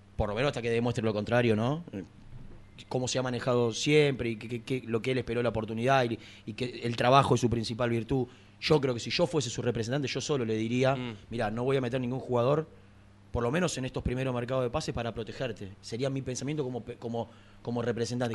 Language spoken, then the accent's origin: Spanish; Gerli, Buenos Aires Province, Argentina; yo no soy de aquí, soy del barrio de Herli, soy del porvenir